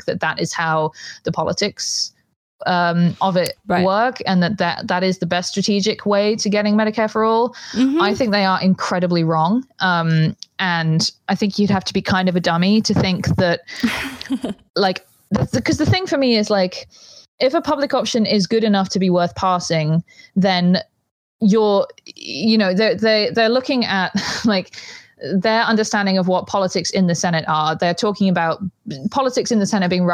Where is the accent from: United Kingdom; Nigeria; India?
United Kingdom; moved away; I'm British. My stepdad's a doctor.